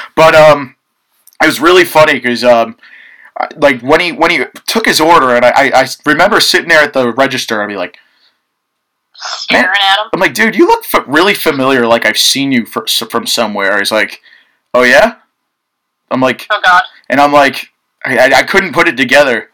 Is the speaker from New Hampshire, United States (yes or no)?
no; Mahopac, New York, United States; I've been from New York my whole life